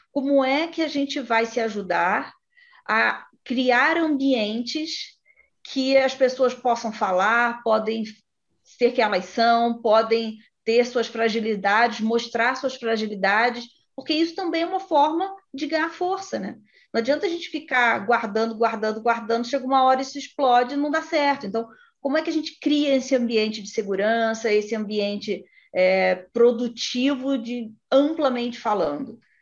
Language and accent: Portuguese; interior of Rio de Janeiro state, Brazil; moved away; Eu sou do interior, do Rio, mas sou do interior. Né? E para eu estudar e trabalhar, eu tive que sair da cidade dos meus pais e para o Rio de Janeiro